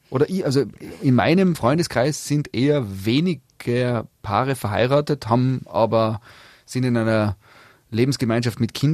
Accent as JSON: {"language": "German", "country": "Austria", "said": "bei uns in Österreich"}